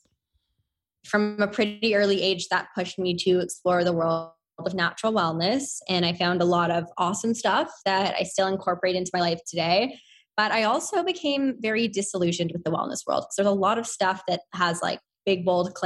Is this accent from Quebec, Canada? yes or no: no; Toronto, Ontario, Canada; also born or lived in Victoria, British Columbia; So grew up in Toronto. I'm Canadian